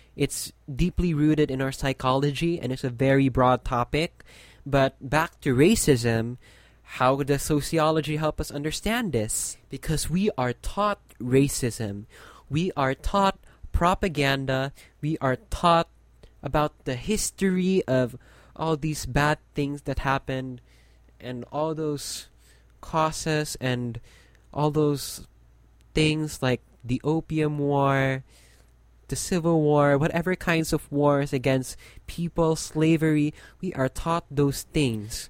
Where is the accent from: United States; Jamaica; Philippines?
Philippines; my country